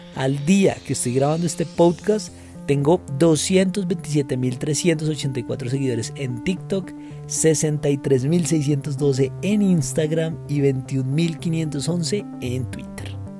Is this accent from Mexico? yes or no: no; Bogotá, Colombia; soy bogotano y soy abogado